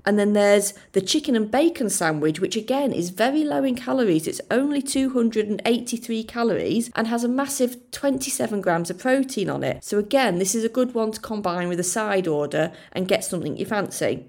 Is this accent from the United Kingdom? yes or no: yes; Yorkshire and the Humber, United Kingdom; accent: soft South Yorkshire, a bit Lincolnshire; also born or lived in Lincolnshire; My accent is kind of a soft South Yorkshire accent, a bit Lincolnshire. It's not particularly strong